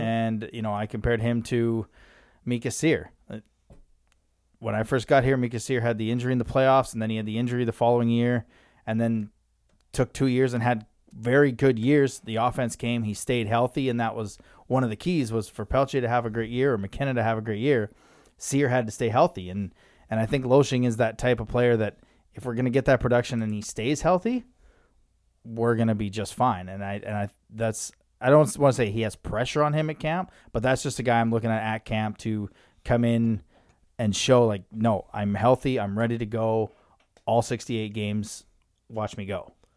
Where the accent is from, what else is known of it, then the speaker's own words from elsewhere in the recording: Lethbridge, Alberta, Canada; moved away; they were in my hometown. Well, kind of, Lethbridge.